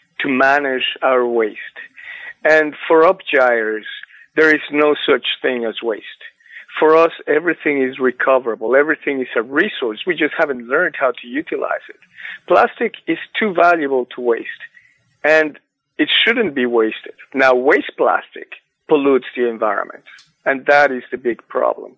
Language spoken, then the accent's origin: English; Mexico City, Mexico; moved away; I'm from Mexico City. I know a lot about smog. I grew up in smog.